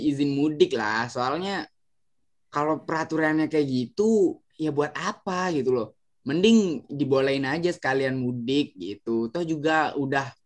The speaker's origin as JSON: {"language": "Indonesian", "region": "Bali", "country": "Indonesia", "said": "aku memang asli Bali aku memang asli Bali"}